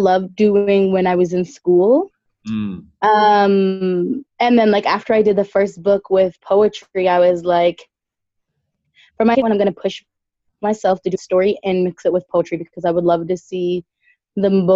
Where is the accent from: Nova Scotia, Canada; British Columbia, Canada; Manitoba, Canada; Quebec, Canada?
Nova Scotia, Canada; Dartmouth; now in Ottawa, Canada; I grew up in North End, Dartmouth